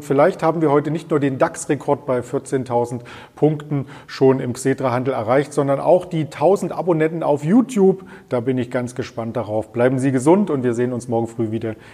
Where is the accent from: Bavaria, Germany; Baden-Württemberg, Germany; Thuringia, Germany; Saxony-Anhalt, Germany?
Thuringia, Germany; Ich bin Thüringer und stehe jeden Tag am Grill